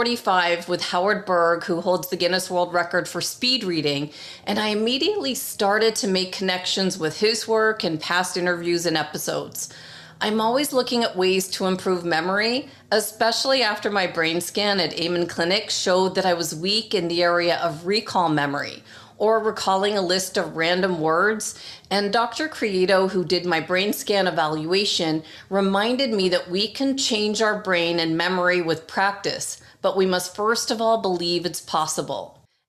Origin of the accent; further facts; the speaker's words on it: Toronto, Ontario, Canada; growing up in Toronto, I spent a lot of time in Kitchener in high school when a friend of mine moved.